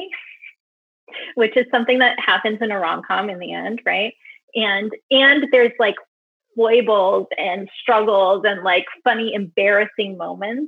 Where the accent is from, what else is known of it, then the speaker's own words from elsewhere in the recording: California, United States; now in New York, United States; I'm a California girl at heart